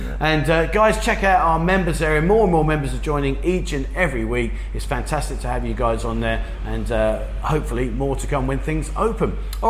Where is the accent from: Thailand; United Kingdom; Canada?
Thailand; Korat, Nakhon Ratchasima; What do you think of Korat? That's my hometown, that's where I live.